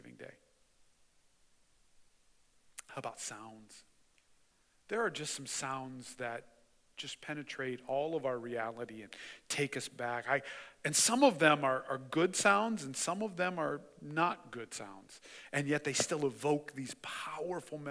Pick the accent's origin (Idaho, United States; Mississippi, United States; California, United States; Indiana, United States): Indiana, United States; Mishawaka; I grew up in Mishawaka, and my grandparents lived right up against the railroad tracks in Mishawaka